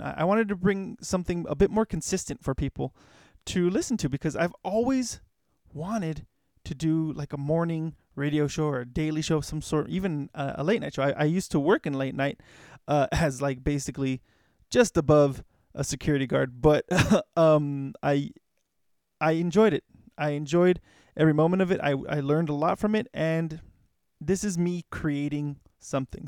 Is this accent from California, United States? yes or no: yes; Los Angeles, California, United States; I grew up in Hollywood, um, basically really close to Hollywood